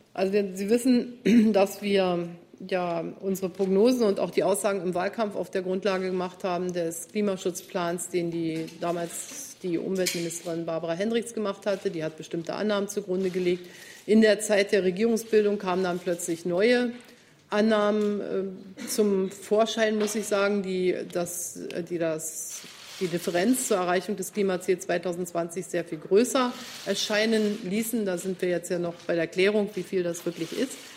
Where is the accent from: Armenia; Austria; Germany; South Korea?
Germany; wir als Deutsche